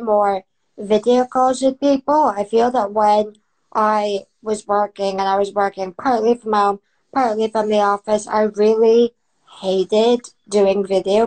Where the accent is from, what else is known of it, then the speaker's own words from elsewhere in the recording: United States; now in United Kingdom; I grew up in America